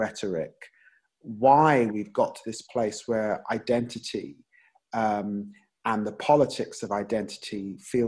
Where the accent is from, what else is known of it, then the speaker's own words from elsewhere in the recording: London, United Kingdom; also born or lived in Peterborough; growing up in Tottenham and the Caribbean community into which I grew up